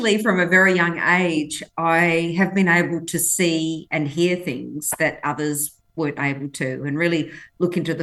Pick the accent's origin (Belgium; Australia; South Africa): Australia; Western Australia; English is a second language; Grew up in Western Australia